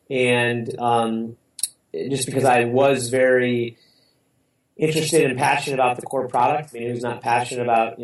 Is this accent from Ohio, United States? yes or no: yes; Cleveland, Ohio, United States; I worked for my hometown team, the Cleveland Browns